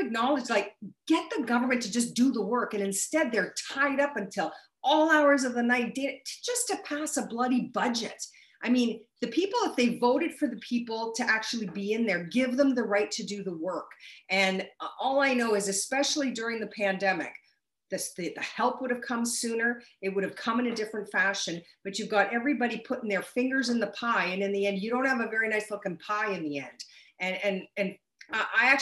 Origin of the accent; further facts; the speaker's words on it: Windsor, Ontario, Canada; I was born and bred in Windsor. I grew up on Ellesmere Avenue in Little Italy